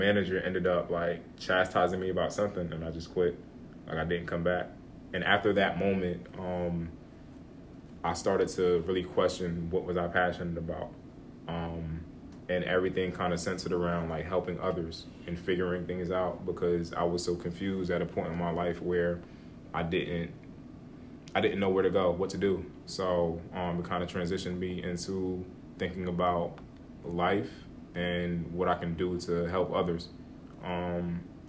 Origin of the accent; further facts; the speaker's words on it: Hillside, New Jersey, United States; I come from Hillside, New Jersey, pretty much raised there all my life.